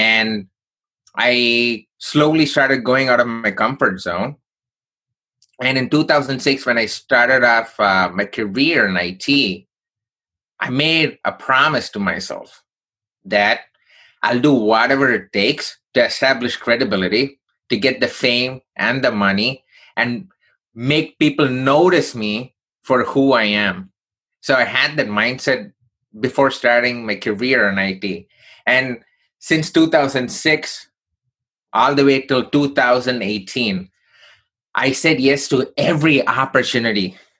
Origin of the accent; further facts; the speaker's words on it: Chennai, Tamil Nadu, India; now in United States; So I grew up in southern part of India from a place called Chennai.